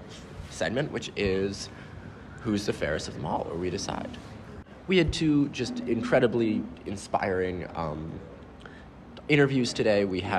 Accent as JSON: {"language": "English", "town": "Philadelphia", "region": "Pennsylvania", "country": "United States", "said": "as a Philadelphian"}